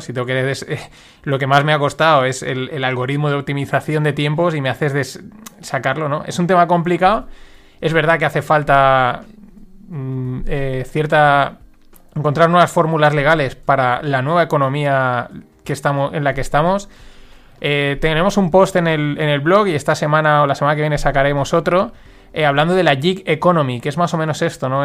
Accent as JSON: {"language": "Spanish", "town": "Valencia", "region": "Valencian Community", "country": "Spain", "said": "Nosotros somos de Valencia y somos una ciudad grande"}